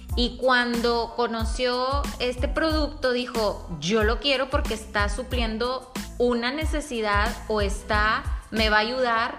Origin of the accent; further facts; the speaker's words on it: Monterrey, Nuevo León, Mexico; yo soy una mujer mexicana, nacida en Monterrey